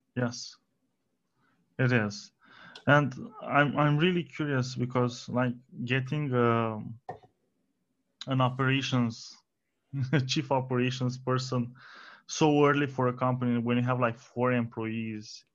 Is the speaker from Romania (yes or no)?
yes; Romania